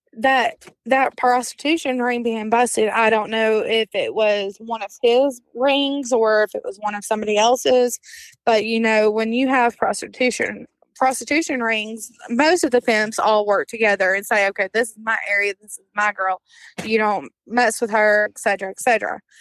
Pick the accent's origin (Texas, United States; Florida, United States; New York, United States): Texas, United States; Brownwood; also born or lived in Fort Worth, Texas / Jacksboro, Texas / Graham, Texas / Abilene, Texas; we grew up majority of our life in Brownwood, Texas